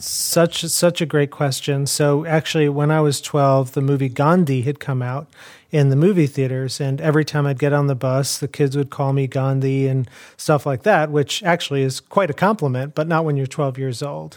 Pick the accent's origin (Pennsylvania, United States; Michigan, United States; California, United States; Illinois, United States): Illinois, United States; Chicago; I grew up in Chicago.